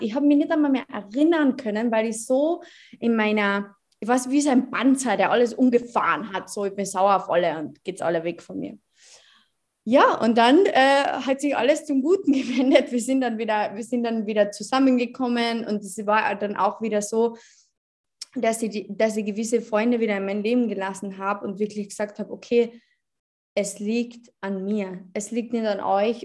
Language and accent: German; Carinthia, Austria; ich bin 23 Jahre alt, ich komme aus Kärnten